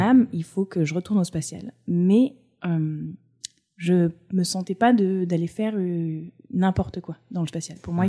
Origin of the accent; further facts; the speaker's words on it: Provence-Alpes-Côte d'Azur, France; moved away as an adult; also born or lived in Cantal / Auvergne / United States / Paris; J'ai grandi sur la côte d'Azur